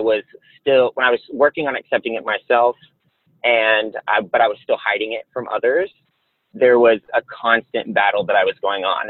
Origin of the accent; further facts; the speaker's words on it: the South, United States; I grew up in the South